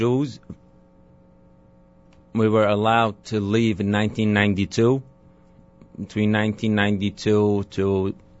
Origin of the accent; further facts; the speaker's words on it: Damascus, Damascus Governorate, Syria; moved away as an adult; now in New York City, United States; I grew up in Damascus, Syria.